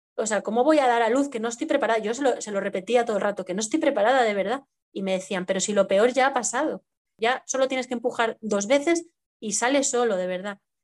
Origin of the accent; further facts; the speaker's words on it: Madrid, Community of Madrid, Spain; estoy viviendo en Madrid, soy de aquí de Madrid de, toda la vida